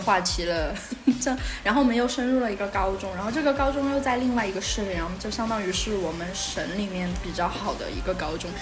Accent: Sichuan, China; 我们是四川的

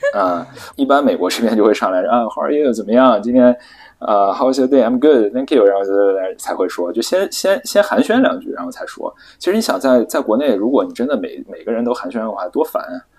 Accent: China; 我们都是中国人

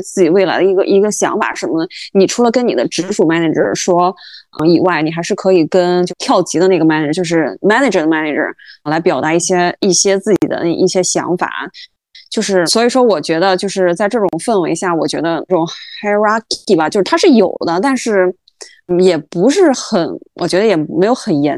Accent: China; moved away; also born or lived in New York; 然后就我一个中国人，

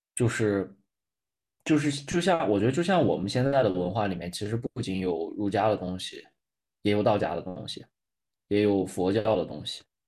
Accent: China; 对我们中国人来说

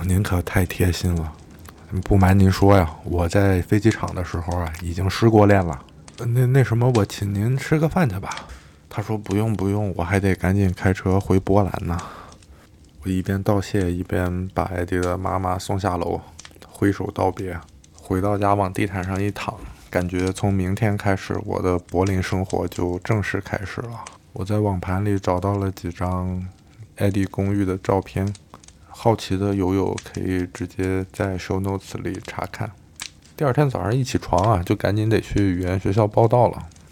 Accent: Xinjiang, China; moved away as an adult; now in Berlin, Germany; 我是個新疆人

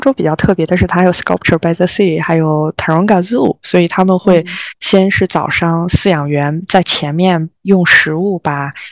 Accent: Zhengzhou, Henan, China; moved away as an adult; also born or lived in London; now in Australia; 从郑州我们的家乡，第一次离开家乡

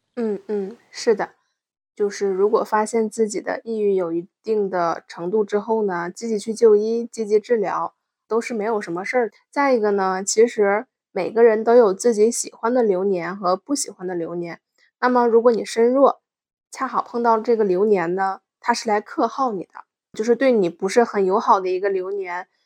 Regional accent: Northeast China, China; 咱们东北这边有一句话叫“小树不修不指六，人不修理梗就九”

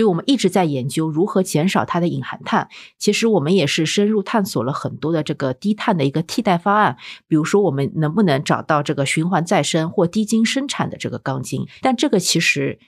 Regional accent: Shanghai, China; 我们上海小时候

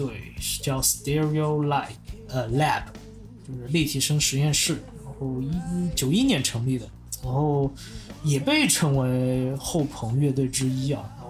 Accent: China; 但我其实作为中国人的话，我肯定是期待在游戏世界看到我们本土的一些东西出来。

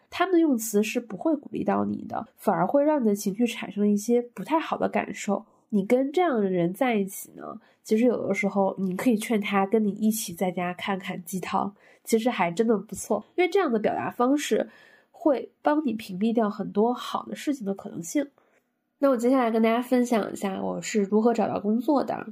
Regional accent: Northeast China, China; moved away as an adult; also born or lived in Dalian / Shanghai; now in Beijing, China; 我是一个来自东北县级市，双非本科毕业，工作即将八年的一个没有户口的大龄单身北漂

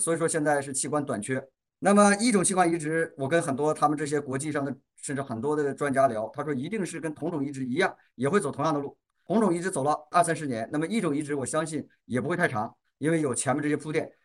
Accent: China; 我们中国人

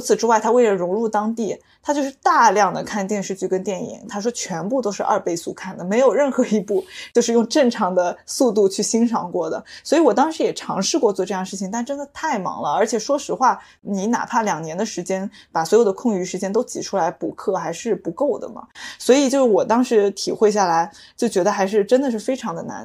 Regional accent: China; moved away as an adult; 作为一个土生土长的中国人，在英文里叫 Chinese Chinese

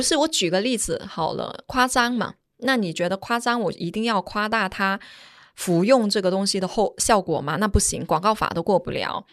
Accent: Guangdong, China; now in Shanghai, China; 我是广东人

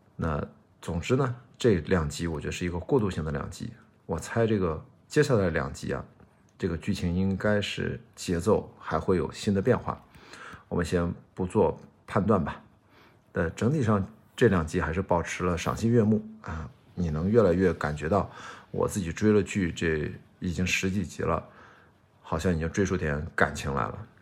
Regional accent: Qingdao, Shandong, China; moved away as an adult; 我十八岁之前，我在青岛长大

